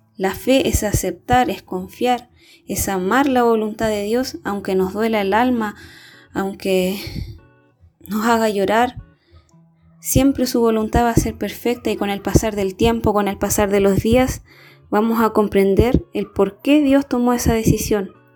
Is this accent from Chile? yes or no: yes; Chile; soy de Chile